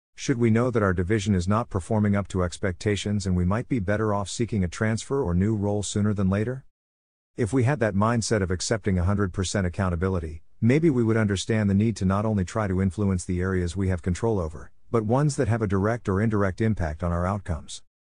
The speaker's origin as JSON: {"language": "English", "country": "United States", "said": "American sports fans"}